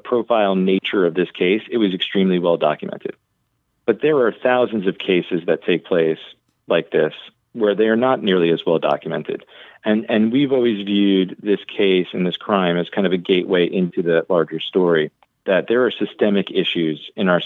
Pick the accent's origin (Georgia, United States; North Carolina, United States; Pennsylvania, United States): North Carolina, United States; Raleigh; I grew up in Raleigh, North Carolina myself